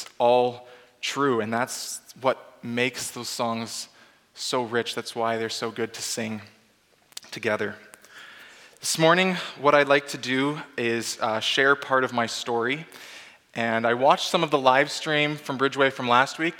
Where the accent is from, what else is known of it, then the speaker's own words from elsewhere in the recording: Abbotsford, British Columbia, Canada; moved away as an adult; I was born and raised in Abbotsford, British Columbia, a very long way away from here.